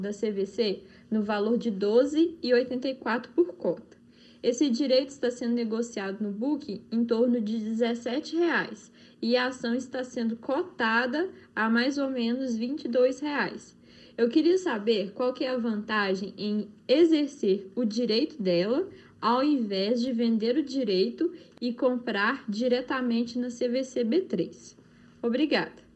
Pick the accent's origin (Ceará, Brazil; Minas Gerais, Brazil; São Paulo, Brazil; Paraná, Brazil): Minas Gerais, Brazil; interior of; eu sou do interior de Minas Gerais